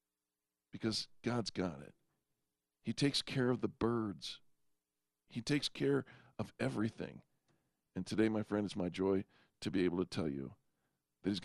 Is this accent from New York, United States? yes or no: no; California, United States; now in Colorado, United States; I grew up in California